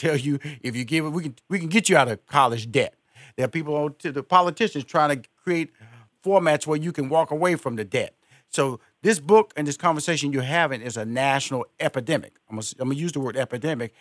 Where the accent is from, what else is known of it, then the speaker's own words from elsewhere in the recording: Houston, Texas, United States; Houston is my where I was born and raised